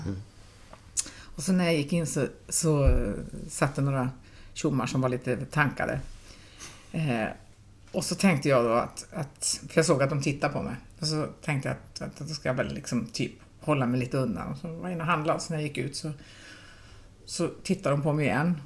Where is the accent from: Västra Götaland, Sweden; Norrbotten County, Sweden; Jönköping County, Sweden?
Norrbotten County, Sweden; Pajala; now in Gothenburg, Sweden; jag är ändå från Pajala